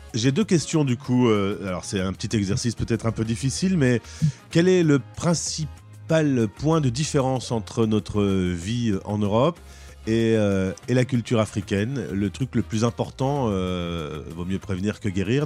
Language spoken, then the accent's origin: French; Lille, Hauts-de-France, France; je suis de Lille